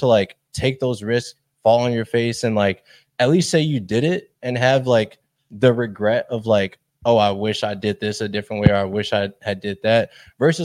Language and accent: English; Chicago, Illinois, United States; I've born and raised in Chicago, went to UIC